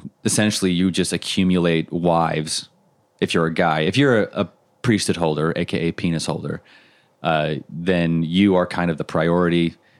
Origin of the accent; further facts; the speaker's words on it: Montana, United States; also born or lived in Utah; And then I was raised in Montana.